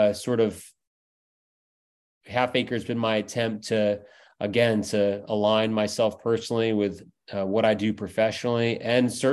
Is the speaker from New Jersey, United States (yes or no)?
yes; Lambertville, New Jersey, United States; moved away as an adult; also born or lived in Florida Keys, Florida; now in Chicago, United States; I'm from Lambertville, New Jersey, which is right across the bridge from New Hope, Pennsylvania.